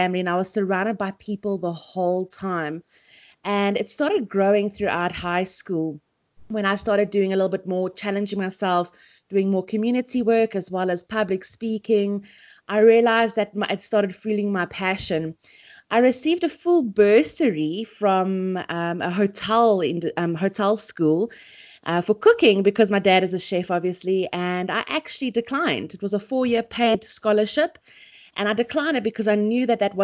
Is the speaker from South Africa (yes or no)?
yes; Pretoria, Gauteng, South Africa; also born or lived in Port Elizabeth; But we moved to Pretoria, and Pretoria is just now my home. It's always been my home